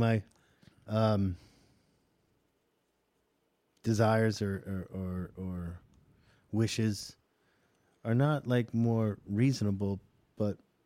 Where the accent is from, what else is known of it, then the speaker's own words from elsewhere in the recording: Southern California, United States; now in Nashville, United States; I'm from Southern California